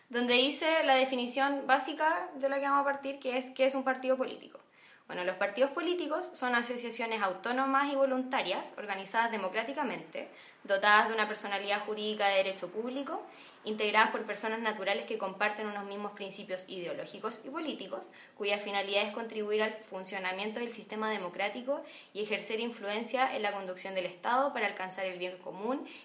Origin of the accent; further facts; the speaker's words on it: San Bernardo, Santiago Metropolitan Region, Chile; yo también soy nacida, criada y toda acá en San Bernardo.